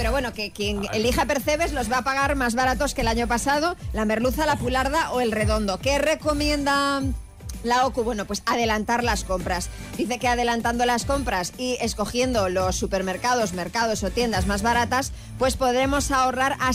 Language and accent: Spanish; Asturias, Spain; Sí, yo soy asturiana, pero esto no viene al caso.